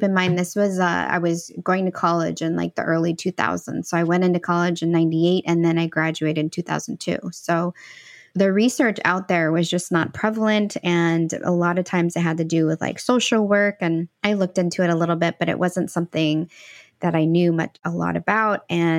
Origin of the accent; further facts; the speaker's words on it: El Salvador; born there; moved away; oh, I was born in El Salvador. Oh, cool. Like, when did your family come here? And I'm like, well, it was just me.